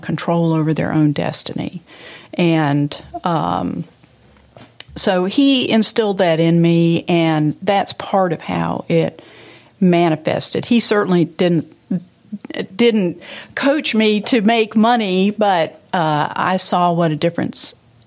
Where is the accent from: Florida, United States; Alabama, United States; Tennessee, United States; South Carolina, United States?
Tennessee, United States; Memphis; I had a strictly middle class growing up in walking to neighborhood school and playing with my friends in Memphis